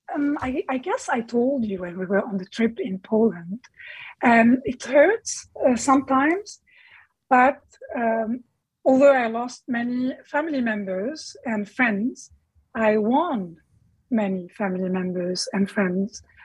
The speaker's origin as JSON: {"language": "English", "area": "Bekaa Valley", "region": "Beqaa", "country": "Lebanon", "tie": "born or raised there", "also_born_or_lived": "Damascus, Syria", "moved": "as an adult", "said": "I grew up in the Bekaa Valley."}